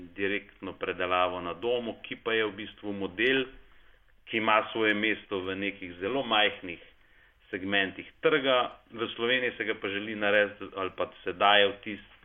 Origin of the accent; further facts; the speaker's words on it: Slovenia; smo Slovenci